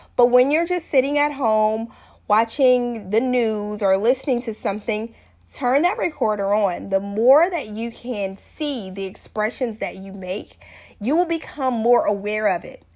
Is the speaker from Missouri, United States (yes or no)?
no; South Louisiana, United States; I'm from South Louisiana. When I was growing up, my great grandmother called this this thing couth